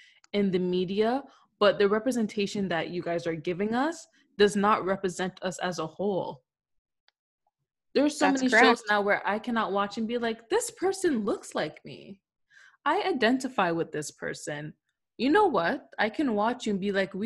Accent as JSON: {"language": "English", "country": "Canada", "said": "being Canadian"}